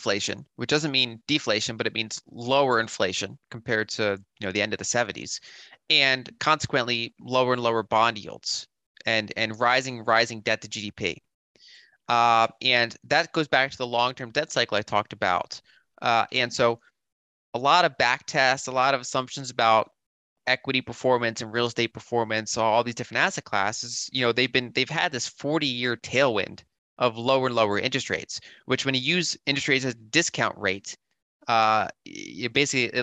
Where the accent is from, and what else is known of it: United States